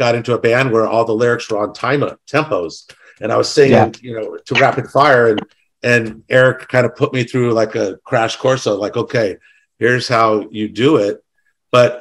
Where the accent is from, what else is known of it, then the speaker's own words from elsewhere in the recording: the Bay Area, California, United States; I'm from the Bay Area